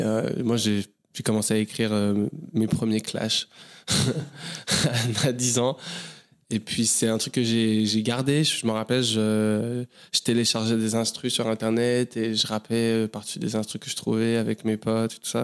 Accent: Paris, Île-de-France, France; moved away as an adult; je suis né à Paris. J'ai grandi essentiellement à Paris, plusieurs euh, quartiers différents

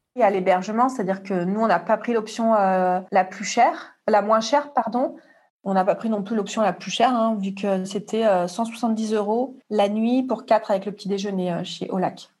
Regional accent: Marseille, Provence-Alpes-Côte d'Azur, France; moi, je suis de Marseille

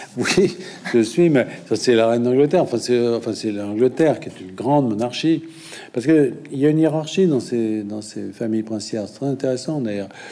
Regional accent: France; quand on est français

